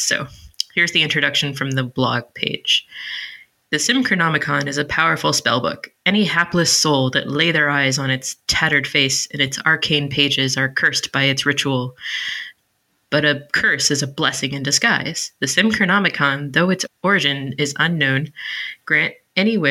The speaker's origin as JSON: {"language": "English", "town": "Detroit", "region": "Michigan", "country": "United States", "tie": "born or raised there", "said": "I was born in Detroit"}